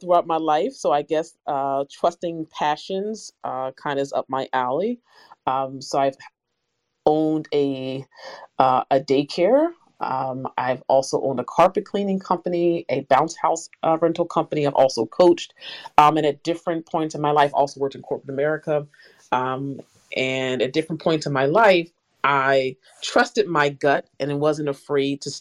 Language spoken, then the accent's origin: English; Philadelphia, Pennsylvania, United States; now in New Jersey, United States; I'm originally from Philadelphia, Pennsylvania, now in New Jersey